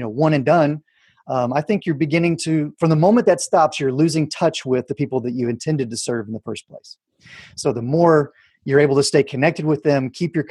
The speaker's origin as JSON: {"language": "English", "town": "Houston", "region": "Texas", "country": "United States", "tie": "born or raised there", "said": "the Art Institute of Houston, where I'm my hometown"}